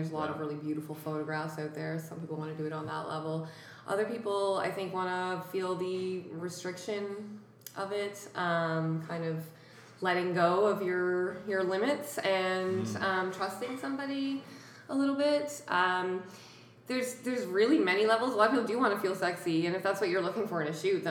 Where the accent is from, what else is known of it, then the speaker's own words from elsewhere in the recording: Happy Valley-Goose Bay, Newfoundland and Labrador, Canada; moved away as an adult; now in Halifax, Canada; In Labrador, in Goose Bay, Labrador